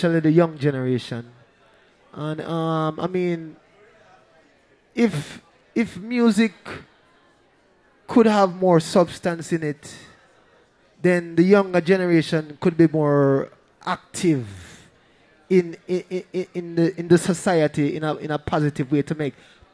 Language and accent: English; Kingston, Jamaica; we grew up in Trenchtown, but no, our family was poor at the time